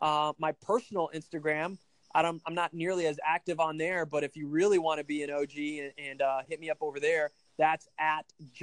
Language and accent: English; Brazil; now in United States; Well, I am not 100% American. I was born and raised in South America in Brazil, and my parents were missionaries there.